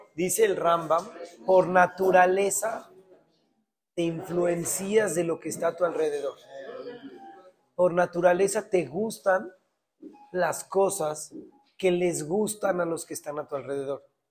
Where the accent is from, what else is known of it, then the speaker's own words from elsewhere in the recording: Mexico; somos mexicanos